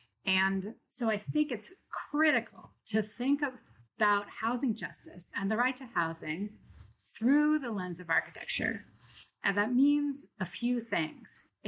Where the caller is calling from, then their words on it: Brooklyn, New York, United States; I'm calling in from Brooklyn, New York, and I work in Toronto at the University of Toronto.